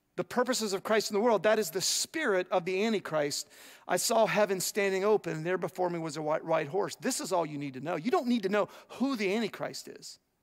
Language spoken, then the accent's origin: English; United States